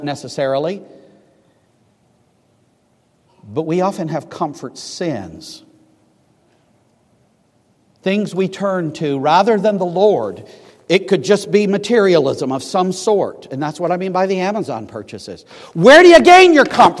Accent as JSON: {"language": "English", "region": "Scotland", "country": "United Kingdom", "said": "I'm a Scotsman"}